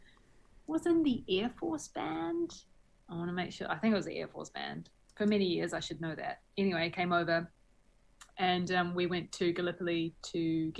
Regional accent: New Zealand; moved away; also born or lived in Istanbul; a New Zealander

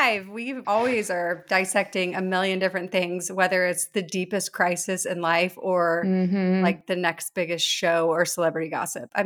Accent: Lilburn, Georgia, United States; We are both originally from Lilburn, Georgia, where we went to Parkview High School.

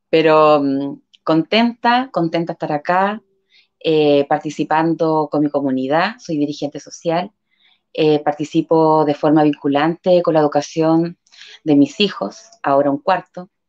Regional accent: Concepción, Biobío, Chile; also born or lived in Talcahuano; soy nacida acá en Concepción, viví muchos años en Talcahuano.

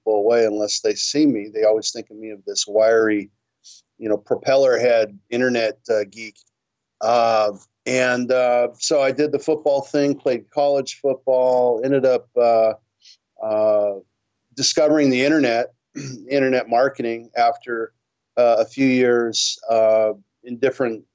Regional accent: Hawthorne, California, United States; now in Torrance, United States; you said I'm from Hawthorne, California. That's where I started. About 50 years ago, but I now am down the road a little bit in Torrance, California. I've been in the South Bay most of my life

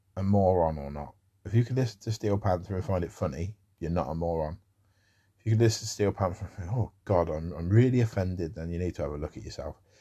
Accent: United Kingdom; accent: common as muck British; such a sort of common as muck British accent

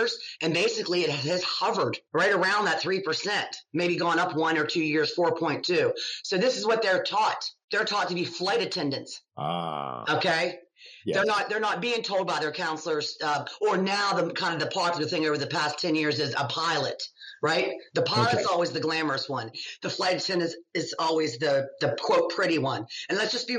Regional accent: United States; also born or lived in England; being American

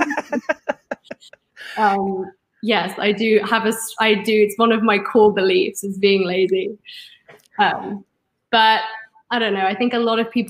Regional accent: London, United Kingdom; also born or lived in California; now in Oregon-California border, United States; growing up in North London

